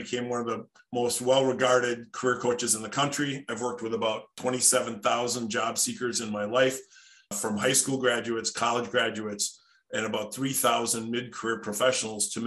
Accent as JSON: {"language": "English", "town": "Darboy", "region": "Wisconsin", "country": "United States", "tie": "born or raised there", "said": "I grew up just outside of Appleton, Wisconsin, in a place called Darboy, Wisconsin."}